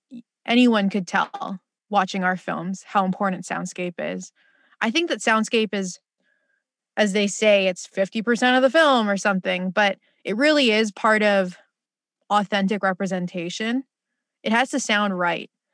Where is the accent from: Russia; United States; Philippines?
Philippines; as a Filipino